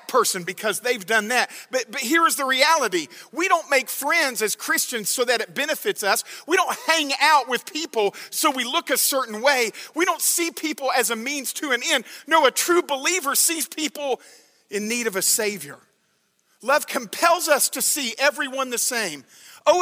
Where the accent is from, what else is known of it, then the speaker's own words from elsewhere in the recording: Alabama, United States; moved away; I grew up in Alabama